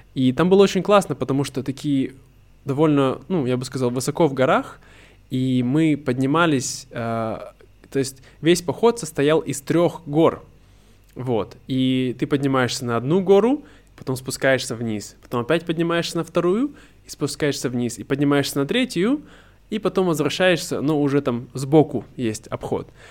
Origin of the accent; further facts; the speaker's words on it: Irkutsk, Irkutsk Oblast, Russia; moved away; недалеко от э, Иркутска, от моего родного города